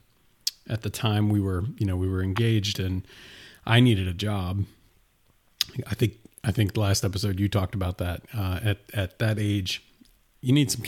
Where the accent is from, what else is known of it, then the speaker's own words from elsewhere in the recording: Jane Lew, West Virginia, United States; I grew up in Jane Lou, West Virginia